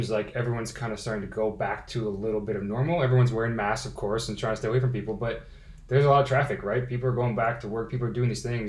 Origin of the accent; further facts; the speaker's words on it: United States; Me being an American stuck in San Jose